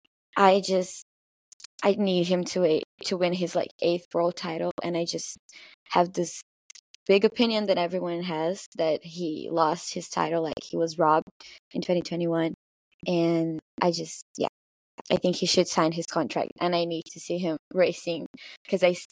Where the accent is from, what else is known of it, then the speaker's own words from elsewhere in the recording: Brazil; I'm from Brazil